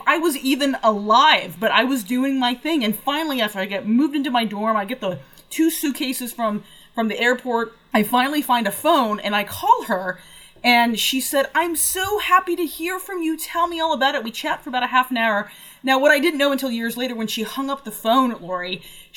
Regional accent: Nevada, United States; moved away as an adult; also born or lived in Massachusetts; I'm from Nevada

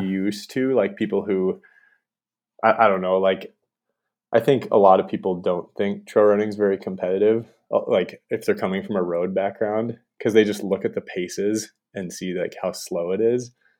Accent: Montana, United States; I'm from Montana, so I just, I moved right back

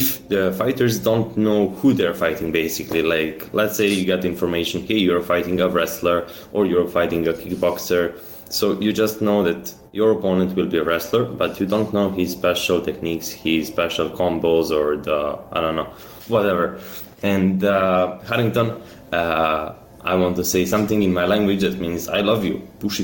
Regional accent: Serbia; I'm from Serbia

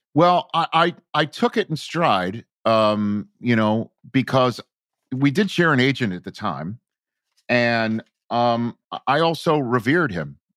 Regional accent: New York City, New York, United States; accent: New York; moved away as an adult; also born or lived in Brooklyn / Chico, California; every mountain I grew up around on Staten Island was made of trash

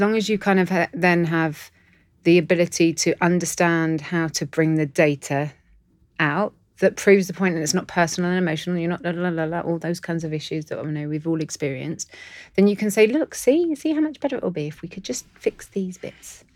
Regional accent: London, United Kingdom; I'm in Londoner

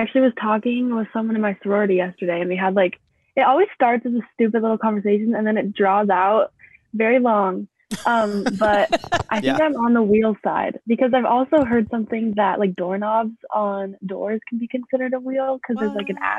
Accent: Highlands Ranch, Colorado, United States; now in Lincoln, United States; So I'm from Colorado originally. And then right now I'm in Lincoln, Nebraska. I go to UNO.

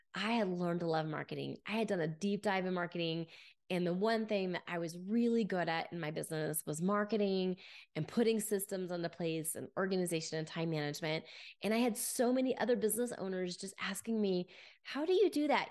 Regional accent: Grapevine, Texas, United States; As a young girl, I grew up in Grapevine, Texas

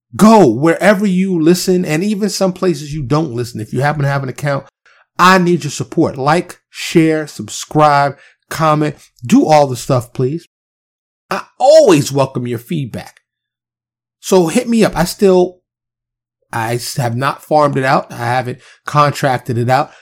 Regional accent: New York City, New York, United States; I'm a kid from Harlem in the South Bronx, right? Kid running around the streets of New York City, single parent home

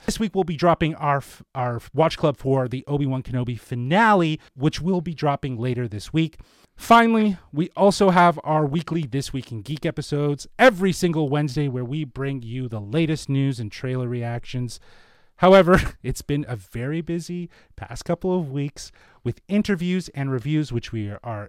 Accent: Toronto, Ontario, Canada; I guess I'm from Toronto.

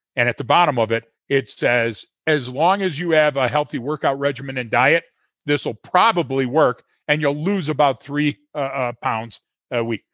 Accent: Detroit, Michigan, United States; I'm born and bred in Detroit

